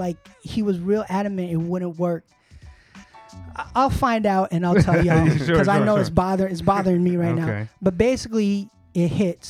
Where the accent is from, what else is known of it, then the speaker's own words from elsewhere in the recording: New York City, New York, United States; I'm from Queens, and I was a Smith & Wesson head.